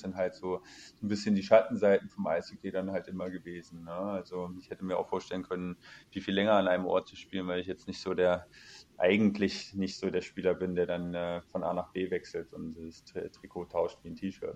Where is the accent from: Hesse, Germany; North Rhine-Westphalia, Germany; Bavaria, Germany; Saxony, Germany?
Hesse, Germany; Kassel; moved away as an adult; also born or lived in Cologne; seit zwei Jahren zurück in meine ja. Heimat, äh, in meine Heimatstadt, in der ich geboren bin